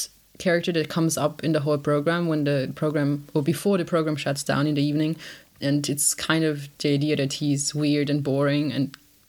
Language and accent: English; Italy; now in Erfurt, Germany; I'm from Italy, so... yeah, I'm kind of an international student as well.